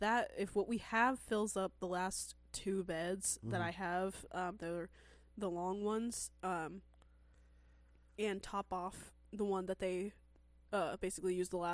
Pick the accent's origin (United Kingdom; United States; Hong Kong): United Kingdom; Scotland; also born or lived in Glasgow; I was born in Moray, and I lived there until I was 7. Then I got taken into care and was there until I was 17. I left in June 2021, and I'm back in Moray.